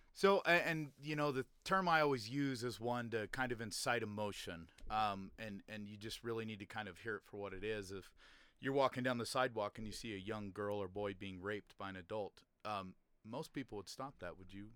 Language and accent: English; Utah, United States; also born or lived in Layton, Utah; growing up in Utah